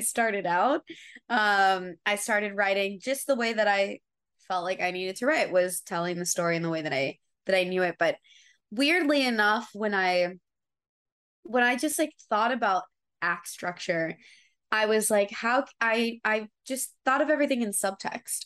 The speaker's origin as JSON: {"language": "English", "town": "Atlanta", "region": "Georgia", "country": "United States", "moved": "yes", "lives_now": "Los Angeles, United States", "said": "I'm actually from Atlanta. Atlanta"}